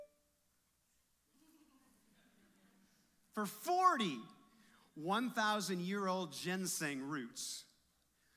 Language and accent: English; Henry, Illinois, United States; accent: Henry, Illinois; my hometown, Henry, Illinois accent